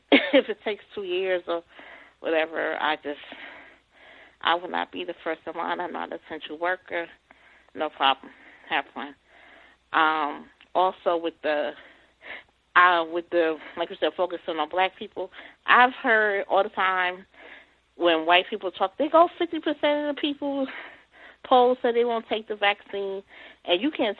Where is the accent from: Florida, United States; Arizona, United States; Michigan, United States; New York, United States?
New York, United States; And I lived by there because I'm originally from New York.